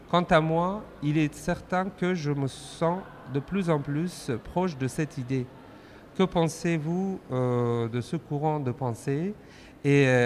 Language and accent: French; France; Je suis très attaché à ma région euh, d'origine, comme les majorités de mes compatriotes, mais je suis français avant tout.